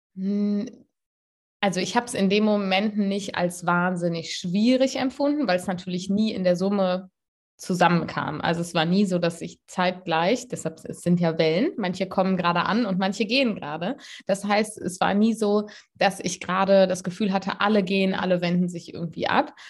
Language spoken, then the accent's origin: German; Cologne, North Rhine-Westphalia, Germany; moved away as an adult; Ich bin aus Köln weggegangen, habe studiert